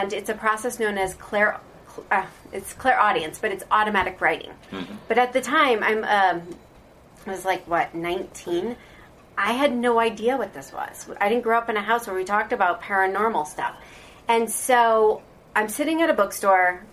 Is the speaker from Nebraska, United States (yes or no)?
yes; Omaha, Nebraska, United States; moved away as an adult; also born or lived in Florida; I'm from Omaha, Nebraska